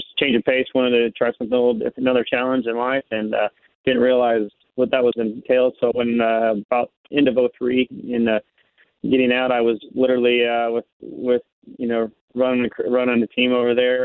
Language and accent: English; Kansas City, Missouri, United States; I'm from Kansas City, Missouri. I grew up here my whole life